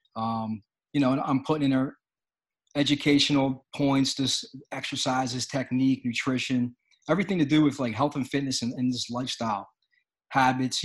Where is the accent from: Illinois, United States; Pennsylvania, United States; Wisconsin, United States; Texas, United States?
Pennsylvania, United States; Philadelphia; I'm from Philadelphia